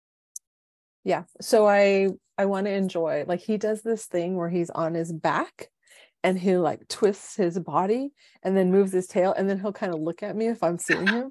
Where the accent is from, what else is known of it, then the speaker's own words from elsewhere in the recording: San Diego, California, United States; So I was born and raised in San Diego.